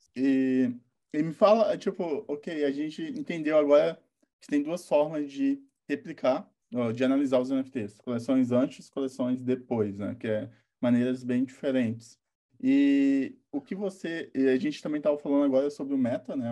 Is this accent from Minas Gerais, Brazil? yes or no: yes; interior of Minas Gerais, Brazil; eu sou interior de Minas, 10 mil habitantes